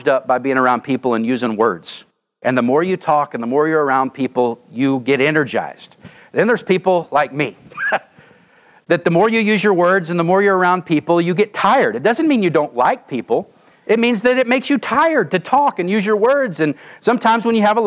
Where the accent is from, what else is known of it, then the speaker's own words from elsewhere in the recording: Oklahoma, United States; moved away as an adult; I'm from Oklahoma